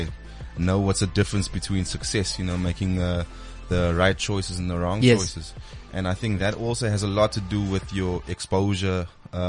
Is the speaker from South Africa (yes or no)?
yes; Paarl, Western Cape, South Africa; I grew up in Paarl in the Western Cape.